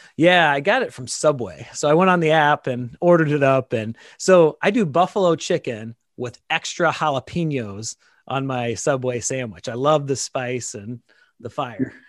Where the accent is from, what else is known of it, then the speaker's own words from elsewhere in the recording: Dixon, Illinois, United States; became a, a police officer in my hometown now, uh, Dixon, Illinois